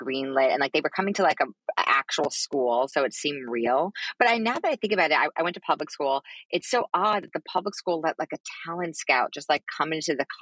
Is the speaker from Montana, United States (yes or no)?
no; New York City, New York, United States; I grew up in Manhattan